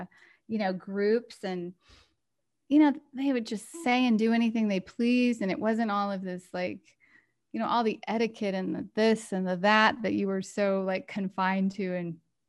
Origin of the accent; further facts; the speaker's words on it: Galveston, Texas, United States; Is that I grew up on an island in Texas. I grew up in Galveston Island.